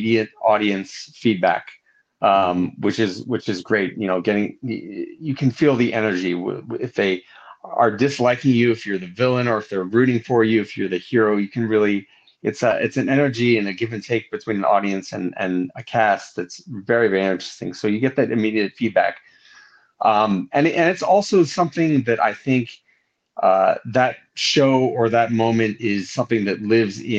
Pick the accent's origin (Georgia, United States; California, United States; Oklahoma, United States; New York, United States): California, United States; Southern; also born or lived in Laguna Beach / Los Angeles; I grew up mainly in Southern California, here in and around Southern California